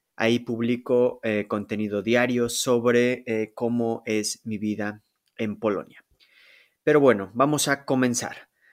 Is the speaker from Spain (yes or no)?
no; Mexico City, Mexico; moved away as an adult; now in Poland; yo nací en la Ciudad de México. Viví ahí por, digamos, más de 21 años